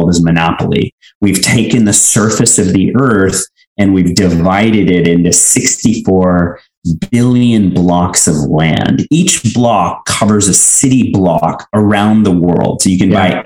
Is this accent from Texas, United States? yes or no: yes; Houston, Texas, United States; moved away as an adult; also born or lived in Mumbai, India / Illinois / Madrid / Paris; I was born in India, I was born in Mumbai, and I grew up in Houston.